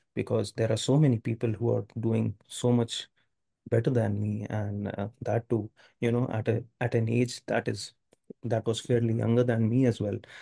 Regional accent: India; I'm from India. I, I have lived all, all my life in India

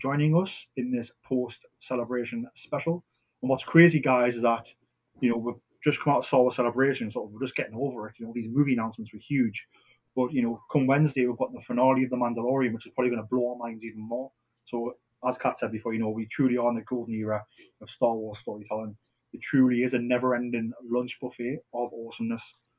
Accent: Newcastle upon Tyne, North East England, United Kingdom; I'm a Geordie

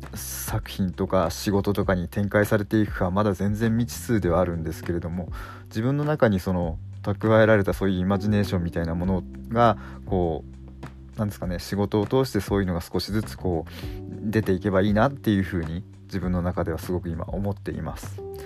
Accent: Fukushima, Japan; 自分地元福島なんですけど

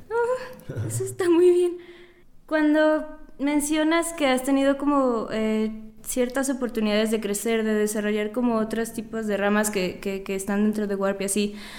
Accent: Mérida, Yucatán, Mexico; moved away; Yo soy de Yucatán

